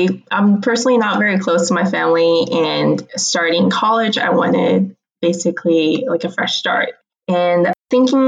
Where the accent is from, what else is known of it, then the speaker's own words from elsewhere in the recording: Houston, Texas, United States; moved away as an adult; also born or lived in Charlotte, North Carolina; now in North Carolina, United States; I'm actually from Houston, Texas